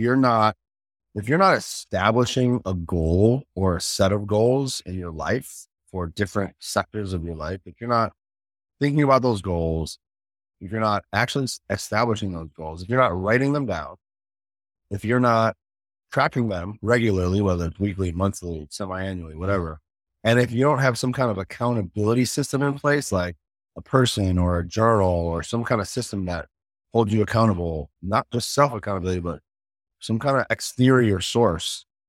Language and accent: English; Chicago, Illinois, United States; I grew up in Chicago.